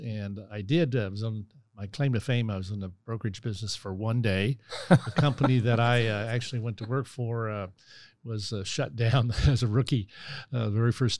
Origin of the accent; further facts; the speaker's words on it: Gladstone, Missouri, United States; also born or lived in St. Joseph, Missouri; Yeah, I was born in St. Joe, Missouri. And when I was 10, my dad moved to Kansas City to take a job. And so took the family down here and ended up in Gladstone, Missouri. And basically called that home all through high school.